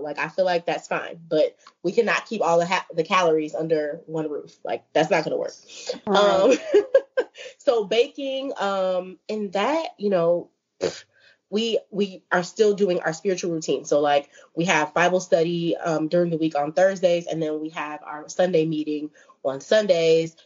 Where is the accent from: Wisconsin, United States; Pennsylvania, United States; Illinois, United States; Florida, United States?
Illinois, United States; Chicago; I'm from Chicago